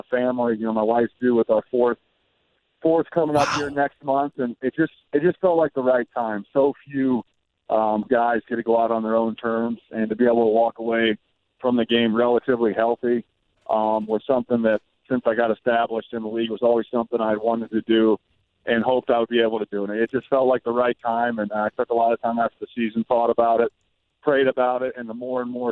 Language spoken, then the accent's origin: English; Indianapolis, Indiana, United States; I've got to play 7 years in Indianapolis, my hometown